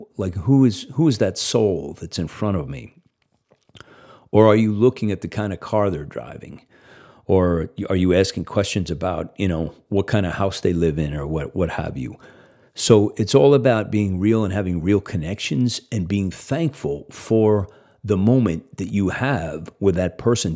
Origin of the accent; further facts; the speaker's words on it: Northeast, United States; I grew up in the Northeast.